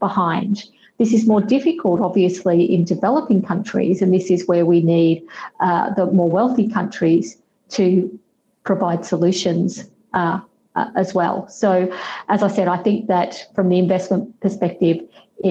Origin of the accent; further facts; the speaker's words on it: Australia; now in London, United Kingdom; So I live in the UK, I'm based in London, but I'm from Australia.